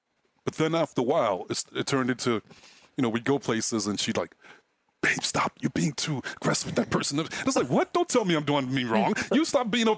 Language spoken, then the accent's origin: English; New York City, New York, United States; moved away as an adult; I grew up in Brooklyn